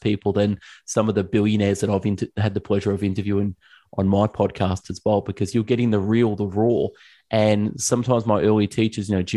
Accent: Melbourne, Victoria, Australia; Yes, I am from Australia. I'm from Melbourne, Australia, down under

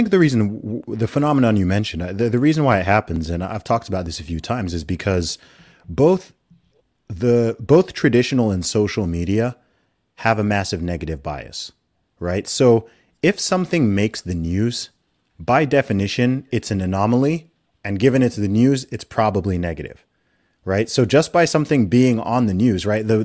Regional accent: Saudi Arabia; You know, I myself, I grew up in Saudi Arabia, which is uh, that that's a whole nother kettle of fish

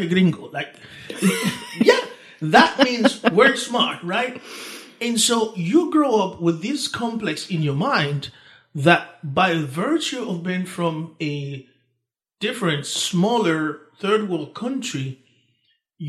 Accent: Dominican Republic; English is a second language; moved away; also born or lived in Haiti; I was born in Haiti, grew up in the Dominican Republic, same island, just different

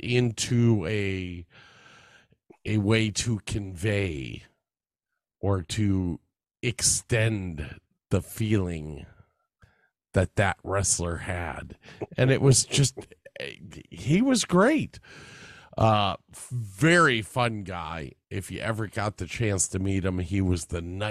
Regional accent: Cleveland, Ohio, United States; growing up in Cleveland

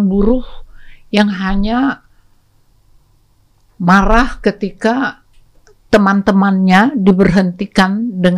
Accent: North Sumatra, Indonesia; saya lagi mengurus ada orang Batak di situ Or, saya orang Batak nih

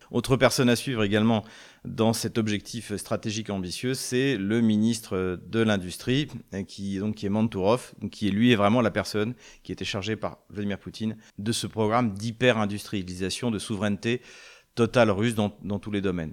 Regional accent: France; en tant que Français

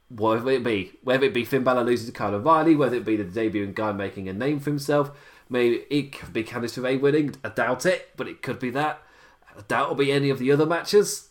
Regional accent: England, United Kingdom; I am being English and I operate on English time

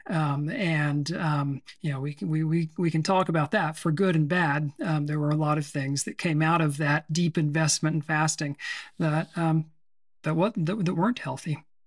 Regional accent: Temple, Texas, United States; moved away; also born or lived in Seattle; I grew up in a town called Temple, which is, um, on Interstate thirty-five between Waco and Austin.

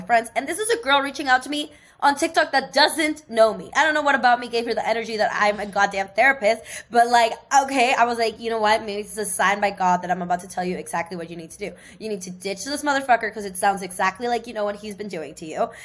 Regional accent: Seattle, Washington, United States; moved away; from my hometown in Seattle

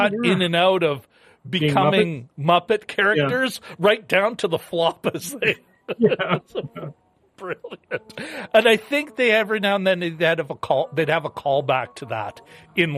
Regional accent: Canada; as a Canadian

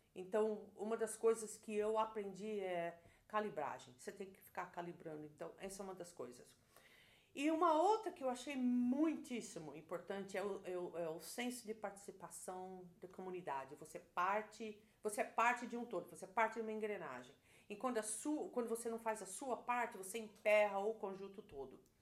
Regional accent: Brazil; moved away as an adult; now in United States; eu trabalhei no Brasil desde os 13 anos de idade, registrado em carteira

